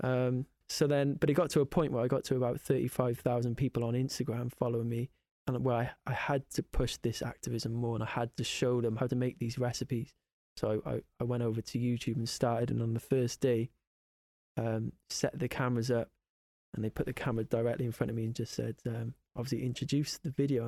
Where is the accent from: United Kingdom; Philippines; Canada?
United Kingdom; Cardiff, Wales; it's my hometown